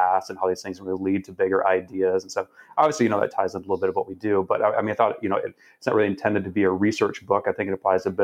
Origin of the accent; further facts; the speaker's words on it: Atlanta, Georgia, United States; I grew up in Atlanta